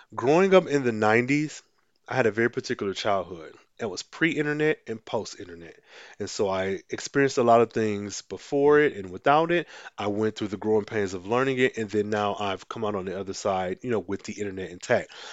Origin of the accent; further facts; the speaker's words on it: Midwest, United States; as a Midwesterner